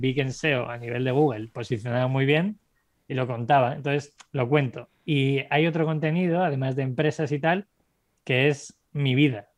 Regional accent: Segovia, Castile and León, Spain; moved away as an adult; also born or lived in Ireland; Yo venía de Segovia, que es una ciudad de 60.000 habitantes

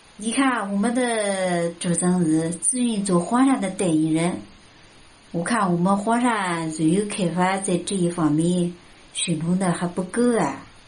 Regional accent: Hefei, Anhui, China; accent: Hefei dialect; 我是来自安徽合肥的主播

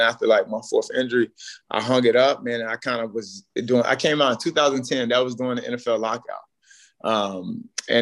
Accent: North Carolina, United States; moved away as an adult; I'm from very small, like Bun, North Carolina

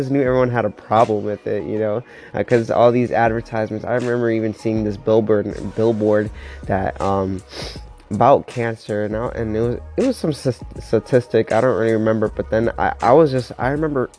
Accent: Miami, Florida, United States; moved away as an adult; now in Pittsburgh, United States; I'm from Miami, Florida

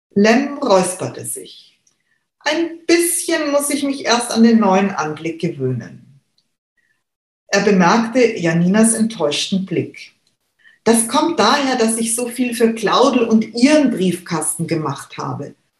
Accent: Munich, Bavaria, Germany; ich bin in Giesing aufgewachsen, äh, besser gesagt in Untergiesing. Und ich lebe jetzt seit über 25 Jahren in Obergiesing.

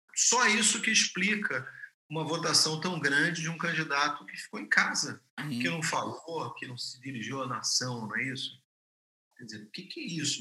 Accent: Rio de Janeiro, Brazil; eu sou carioca

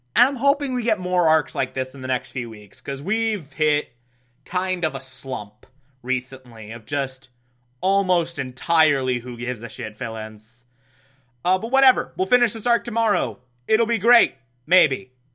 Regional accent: Scotland, United Kingdom; I'm Scottish

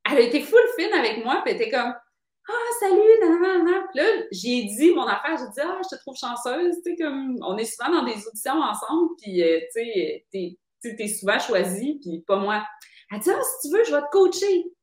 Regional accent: Quebec City, Quebec, Canada; moved away as an adult; now in Montreal, Canada; quand je suis arrivée à Montréal, tu sais, moi, je viens de Québec

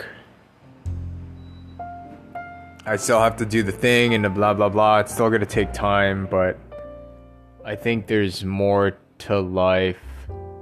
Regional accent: United States; I am American

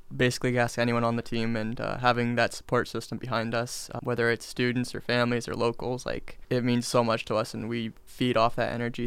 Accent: Dana Point, California, United States; I'm from Dana Point, California

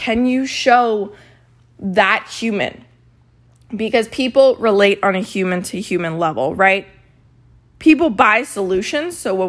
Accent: Maryland, United States; So I grew up in Maryland, which is right down the street from Hershey, Pennsylvania, which is where Hershey Park is with the Hershey factory.

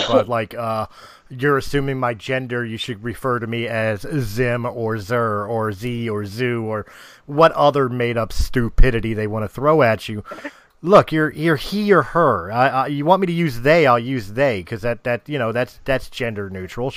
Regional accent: United States; I'm from the United States.

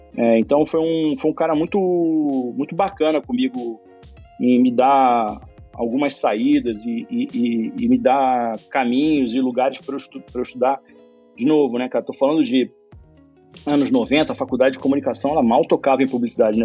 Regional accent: Rio de Janeiro, Brazil; nasci no Rio

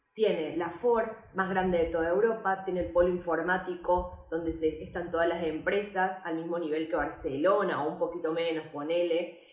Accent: Córdoba, Argentina; moved away as an adult; now in Valencia, Spain; soy cordobesa de nacimiento y valenciana por adopción

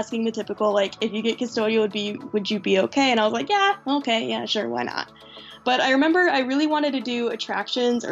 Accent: Tucson, Arizona, United States; I grew up in Arizona, Tucson

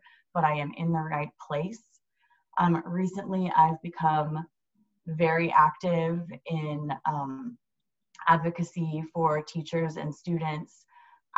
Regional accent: Houston, Texas, United States; I'm a native Texan, originally born and raised in Houston

